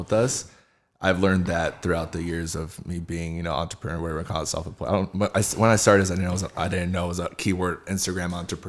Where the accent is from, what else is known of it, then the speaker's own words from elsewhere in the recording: Rancho Cucamonga, California, United States; I grew up right here in Rancho Cucamonga